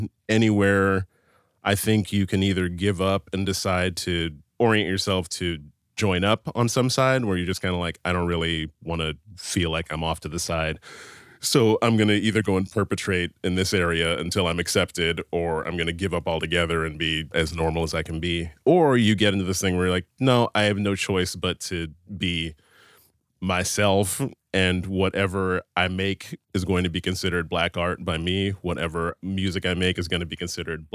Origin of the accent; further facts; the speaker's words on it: Pittsburgh, Pennsylvania, United States; I grew up in Pittsburgh